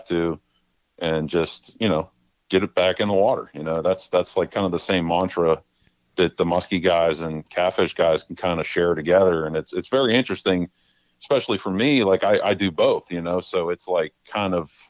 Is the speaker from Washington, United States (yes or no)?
no; Beaver County, Pennsylvania, United States; also born or lived in Utica area, New York; Grew up there till I was about 5 or so. And then we moved to Beaver County when I was about 5 years old